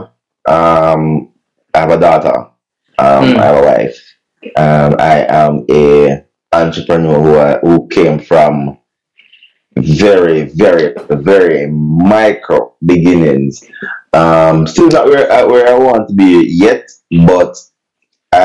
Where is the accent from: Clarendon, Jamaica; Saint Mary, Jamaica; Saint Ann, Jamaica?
Saint Mary, Jamaica; moved away; also born or lived in Kingston, Jamaica; I had a group that I used to rock with when I was back in St. Mary. I'm from St. Mary